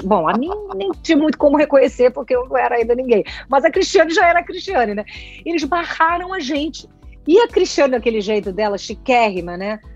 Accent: São Paulo, Brazil; moved away as an adult; now in Rio de Janeiro, Brazil; eu sou carioca, então, para voltar a morar no Rio, mas eu me criei em São Paulo

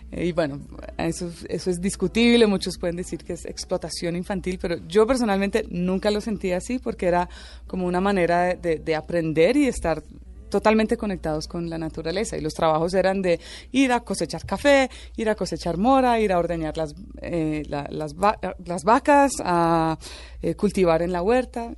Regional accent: Icononzo, Tolima, Colombia; also born or lived in Venezuela; Vivíamos en una finca en, en, el Tolima, también en una zona bien remota

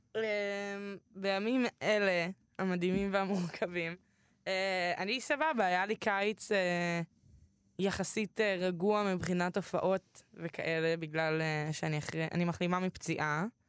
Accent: Tel Aviv, Tel Aviv District, Israel; אני גדלתי בתל אביב

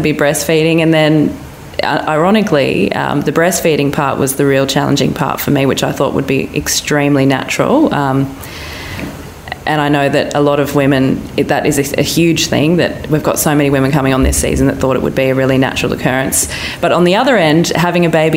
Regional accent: Mollymook, New South Wales, Australia; now in Sydney, Australia; I grew up in Mollymook on the south coast

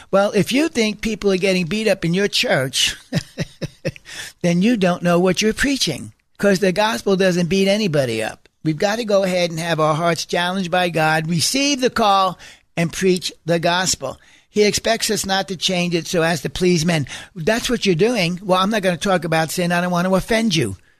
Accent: United States; as American Christians

